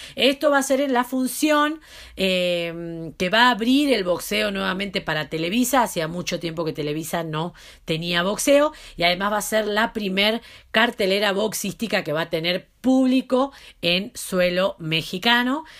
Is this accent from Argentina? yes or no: yes; Argentina; como decimos en Argentina